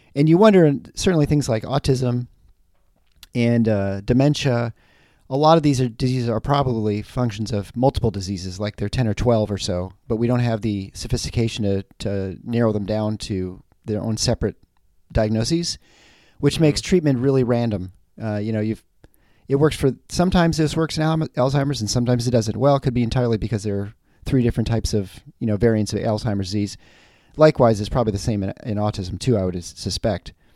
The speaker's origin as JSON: {"language": "English", "region": "Michigan", "country": "United States", "said": "I'm from the Midwest"}